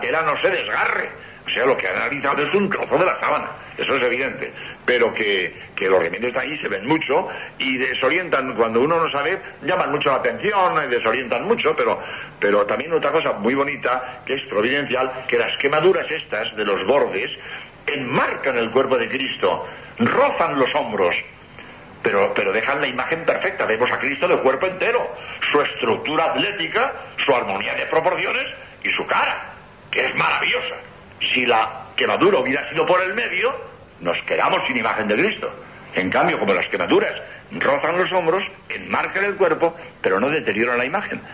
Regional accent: Madrid, Community of Madrid, Spain; moved away as an adult; also born or lived in Barcelona / Seville / Granada; now in Cádiz, Spain; yo he nacido en Barcelona, mi juventud la he pasado en Madrid

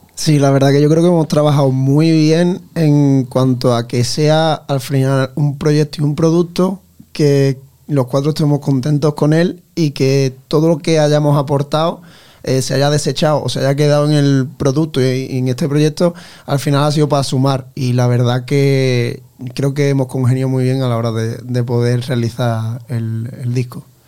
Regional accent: Ayamonte, Andalusia, Spain; moved away as an adult; now in Santa Fe, Spain; Yo soy de Ayamonte, un pueblo de Huelva. Me vine aquí precisamente a estudiar

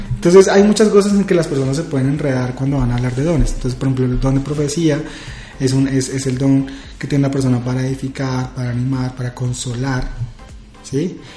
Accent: Villavicencio, Meta, Colombia; now in Bogotá, Colombia; soy de Villavicencio

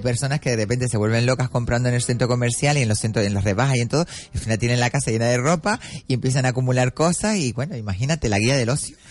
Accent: Arinaga, Canary Islands, Spain; mi pueblo, Arinaga

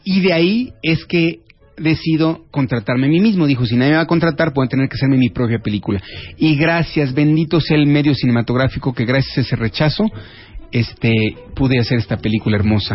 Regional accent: Mexico; el orgullo como mexicano

